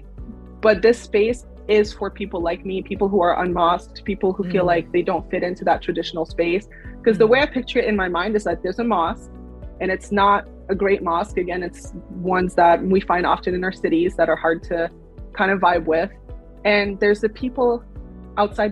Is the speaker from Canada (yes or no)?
yes; Canada; I'm very Canadian and I'm very Muslim